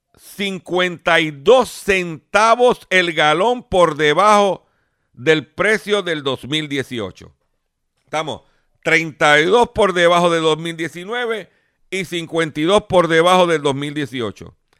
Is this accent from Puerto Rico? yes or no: yes; Lares, Puerto Rico; en mi pueblo de Lares